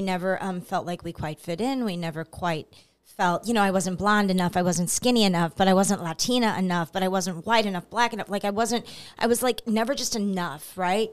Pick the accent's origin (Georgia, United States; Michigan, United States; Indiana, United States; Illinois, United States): Illinois, United States; Belleville; I'm from Belleville, Illinois, so I'm about a half an hour east